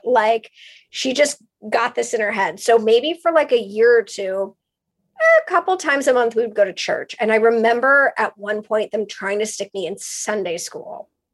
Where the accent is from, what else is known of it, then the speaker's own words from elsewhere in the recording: West Hollywood, California, United States; I grew up in West Hollywood